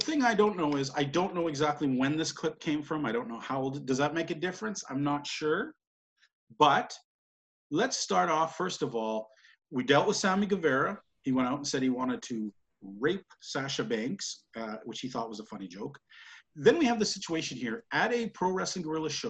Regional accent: Canada; I'm a Canadian

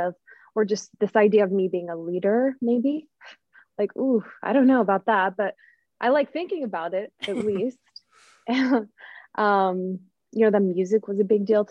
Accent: Utah, United States; moved away as an adult; now in Florida, United States; I grew up in Utah

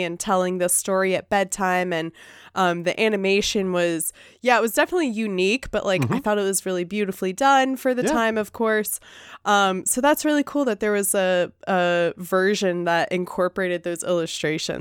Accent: the South, United States; accent: Southern; my like Southern dialect

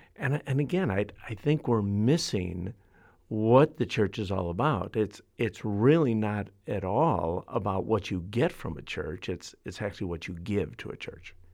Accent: Chicago, Illinois, United States; I'm from Chicago. I've, I've grown up in the city.

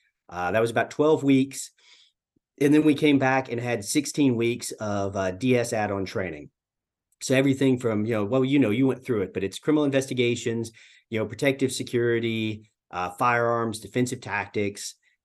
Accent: Dalton, Georgia, United States; I grew up in Northwest Georgia, a little town called Dalton.

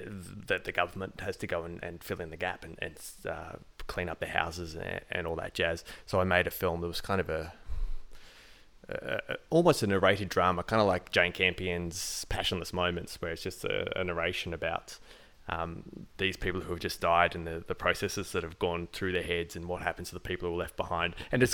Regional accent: Port Arthur, Tasmania, Australia; I'm a kid from the Port Arthur massacre, and my family had to go through

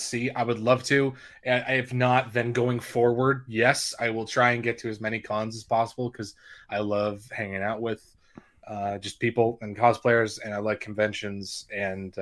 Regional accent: Calgary, Alberta, Canada; moved away as an adult; also born or lived in Winnipeg, Manitoba; now in Ontario, Canada; technically I grew up my first few years just south of Winnipeg, and then I moved to Calgary, and I've lived there kind of ever since.

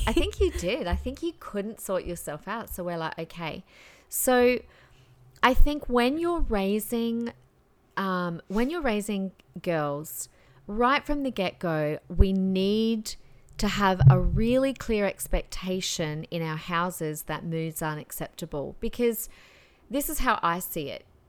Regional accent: Adelaide, South Australia, Australia; moved away as an adult; now in Queensland, Australia; growing up in Adelaide

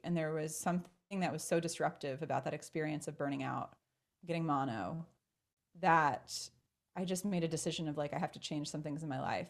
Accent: Baltimore, Maryland, United States; born and raised in Baltimore, Maryland

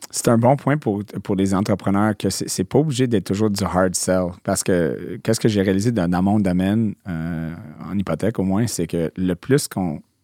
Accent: Montreal, Quebec, Canada; born or raised there; also born or lived in New Brunswick

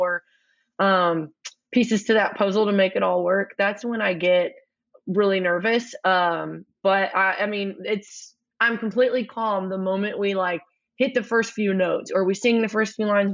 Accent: Shiner, Texas, United States; also born or lived in Luling, Texas / Rockport, Texas / San Marcos, Texas / Austin, Texas; I was born actually in Luling, Texas, but I lived most of my life in the like Shiner, Hallettsville area, and then a little bit on the Texas coast, like in Rockport.

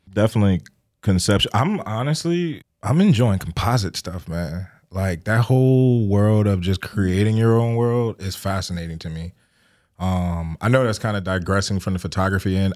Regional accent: Richmond, Virginia, United States; I'm from the Richmond area, uh, born and raised

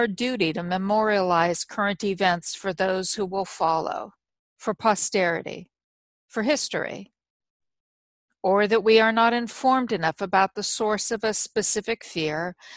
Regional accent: United States; as an American and a citizen of the world

